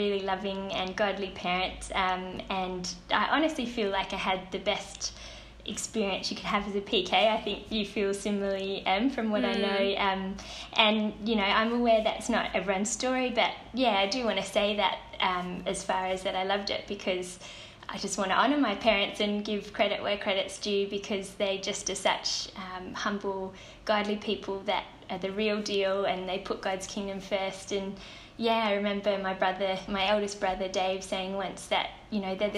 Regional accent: Perth, Western Australia, Australia; I'm from Perth and in WA

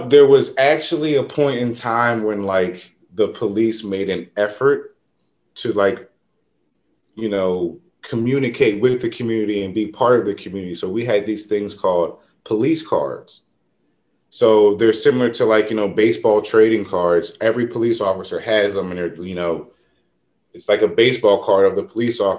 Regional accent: Norristown, Pennsylvania, United States; Norristown, we had, you know, it's pretty diverse, but as you grow up, you kind of see like, oh, like the minority around here are white people.

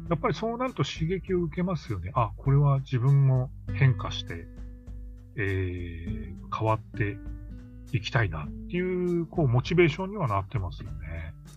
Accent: Hokkaido, Japan; 私、地元北海道ですけど

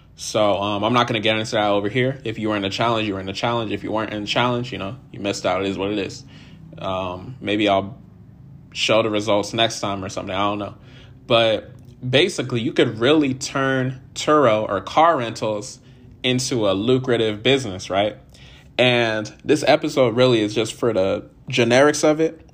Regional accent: California, United States; I'm from California originally

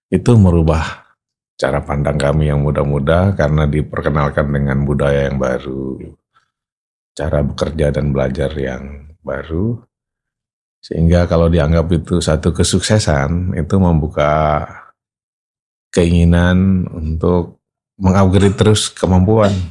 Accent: Sumbawa, West Nusa Tenggara, Indonesia; Jadi itu saya lahir besar di Sumbawa sebenarnya di Nusa Tenggara Barat itu ya 50 tahun yang lalu

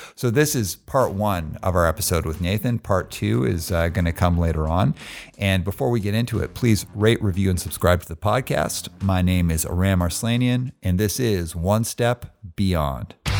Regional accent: Calgary, Alberta, Canada; moved away as an adult; also born or lived in Montreal; now in Vancouver, Canada; grew up in Calgary

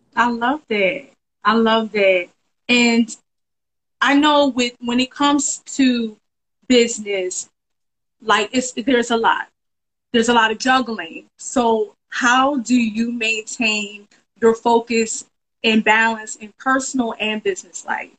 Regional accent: Philadelphia, Pennsylvania, United States; Philadelphia, my hometown

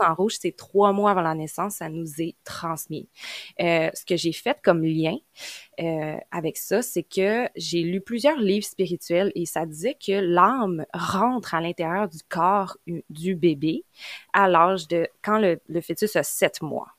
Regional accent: Quebec, Canada; accent: Québécois; je viens du Québec, donc vous l'entendez à mon accent

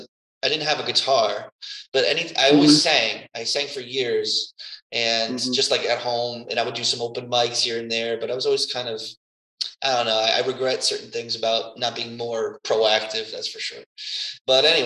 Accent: United States; moved away as an adult; now in Antibes, France; we're both from New York, Connecticut area, the tri-state area originally

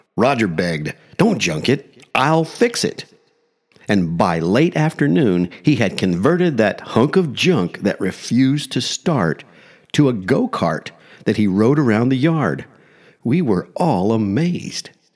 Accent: small Midwestern town, United States; moved away; It's been over forty-five years since I left that small Midwestern town

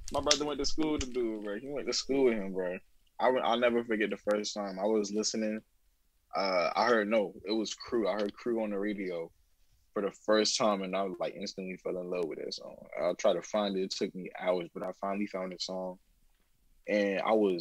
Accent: Columbia, United States; I'm from Columbia

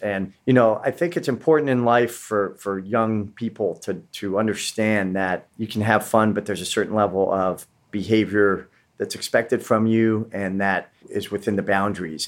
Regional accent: West Coast, United States; I was coming from the West Coast.

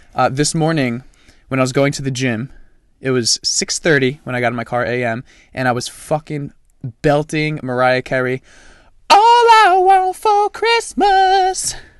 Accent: France; now in United States; I am from France. My whole family lives there.

